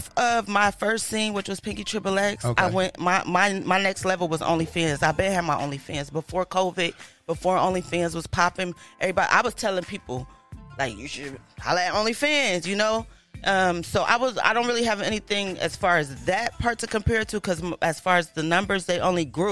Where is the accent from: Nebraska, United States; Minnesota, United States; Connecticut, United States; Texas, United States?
Connecticut, United States; New Haven; moved away; also born or lived in Los Angeles, California; I'm originally from New Haven, Connecticut